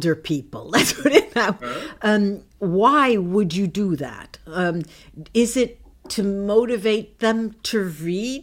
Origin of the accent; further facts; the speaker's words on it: United States; moved away as an adult; now in Italy; when I grew up in the United States and I went through, I mentioned through the system, the educational